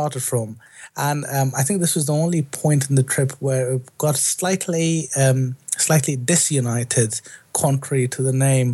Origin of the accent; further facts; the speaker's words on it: India; moved away as an adult; now in London, United Kingdom; I grew up in India